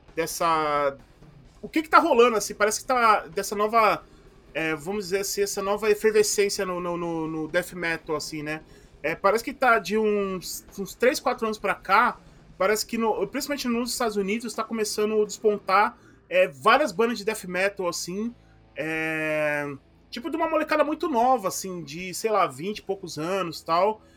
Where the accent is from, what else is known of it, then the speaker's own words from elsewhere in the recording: ABC, São Paulo, Brazil; accent: ABC, dragged R and S; eu sou daqui do ABC e aqui no ABC a gente tem a galera que fala que tem o, o, às vezes o R muito arrastado, o S muito arrastado